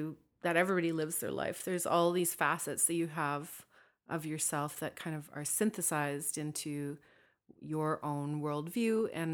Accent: Northern Canada, Canada; from my own perspective as a Northerner, as a Dene woman

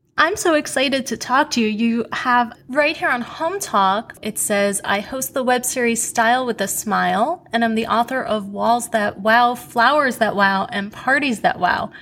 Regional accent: New York City, New York, United States; I grew up in Queens

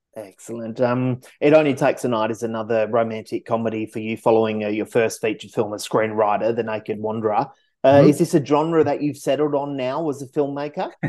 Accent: Perth, Western Australia, Australia; I'm from Perth. Uh, you know, I've worked in Fremantle for 20 years.

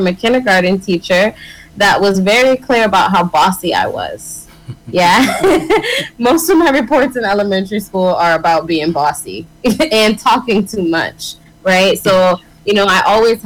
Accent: Springfield, Massachusetts, United States; I'm originally from Springfield, Massachusetts.

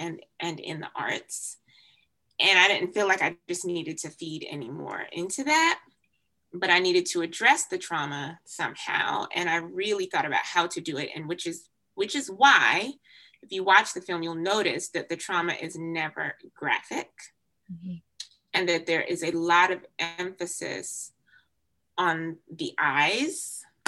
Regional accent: Jamaica; now in United States; I was born in Jamaica, so I still have a significant sense of connection to my Jamaican culture

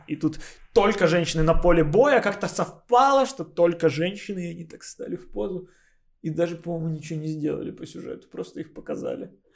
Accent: Odesa, Odesa Oblast, Ukraine; moved away; я как родился, какие украшения были, с этими же украшениями я с Одессы и уехал

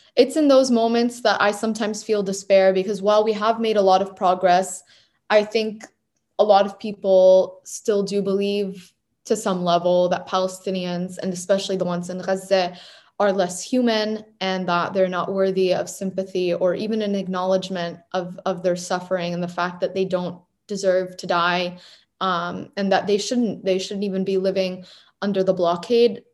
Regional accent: Portsmouth, New Hampshire, United States; here in my hometown of Portsmouth

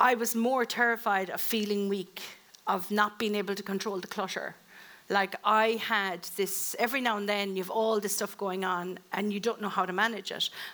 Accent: Ireland; being Irish

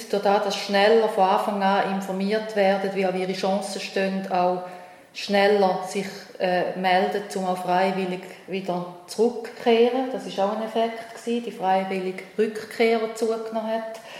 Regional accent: Switzerland; mit wie viel Sorgfalt eigentlich so ein Asylverfahren wirklich äh, abläuft bei uns in der Schweiz.

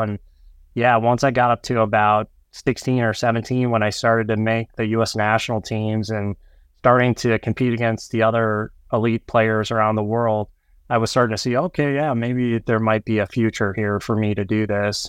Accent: North Dakota and Minnesota, Midwest, United States; now in Minneapolis, United States; as a young child growing up in North Dakota and Minnesota

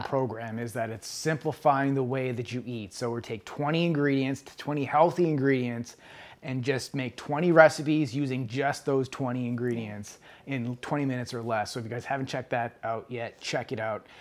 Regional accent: East Coast, United States; now in West Coast, United States; back where I grew up on the East Coast

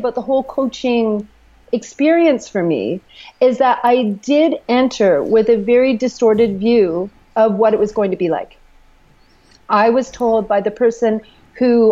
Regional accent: Canada; I'm Canadian

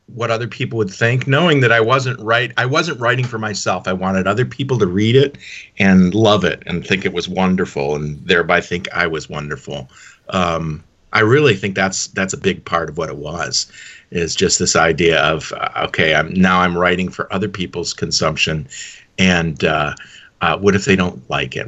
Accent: Dearborn, Michigan, United States; I grew up in uh, I mentioned Dearborn, Michigan, suburb of Detroit

